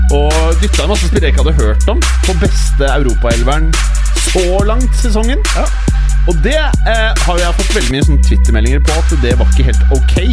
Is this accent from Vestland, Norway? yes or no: no; Oslo, Norway; Jeg er fra Oslo, 35 år, ja.